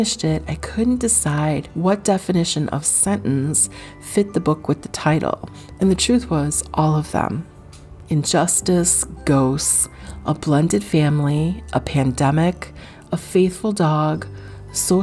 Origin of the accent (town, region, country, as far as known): United States